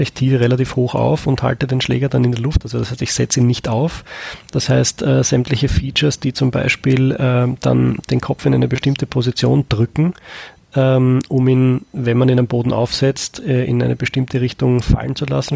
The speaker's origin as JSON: {"language": "German", "country": "Austria", "said": "bei uns in Österreich"}